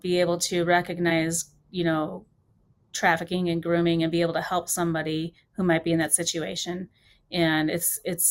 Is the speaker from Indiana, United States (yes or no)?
yes; Highland, Indiana, United States; Highland, Indiana, which is my hometown